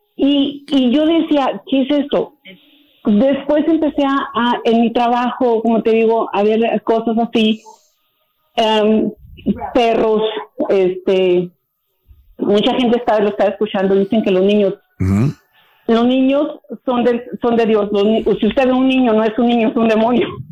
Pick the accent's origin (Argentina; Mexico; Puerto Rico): Mexico; San Miguel de Allende, Guanajuato; moved away; somos de San Miguel de Allende, Guanajuato